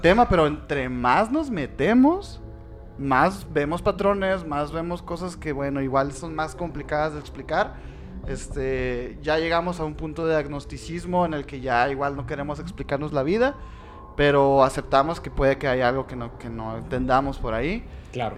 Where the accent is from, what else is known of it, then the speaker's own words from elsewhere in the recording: Sonora, Mexico; somos de Sonora